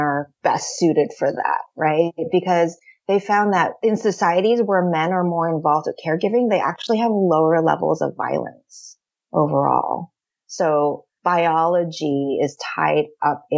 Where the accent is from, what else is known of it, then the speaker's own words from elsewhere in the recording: San Francisco, California, United States; I am born and raised in San Francisco